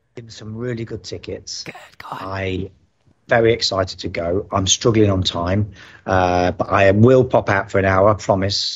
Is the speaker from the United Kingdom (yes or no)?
yes; United Kingdom; moved away as an adult; now in Dubai, United Arab Emirates; being a Brit